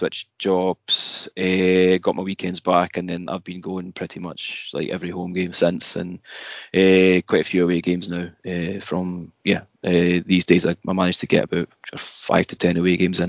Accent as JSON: {"language": "English", "town": "Kilmarnock", "region": "Scotland", "country": "United Kingdom", "tie": "born or raised there", "moved": "as an adult", "lives_now": "Japan", "said": "I'm originally from Scotland, as you could probably tell by the accent. I'm a Kilmarnock fan. Grew up in Kilmarnock, hometown."}